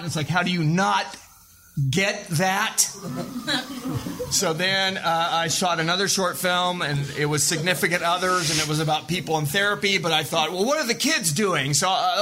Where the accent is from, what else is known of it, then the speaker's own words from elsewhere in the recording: Joplin, Missouri, United States; I'm from Joplin, Missouri